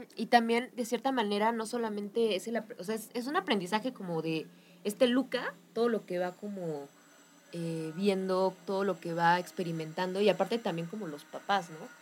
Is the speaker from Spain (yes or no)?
no; Mexico; como mexicanos nos damos cuenta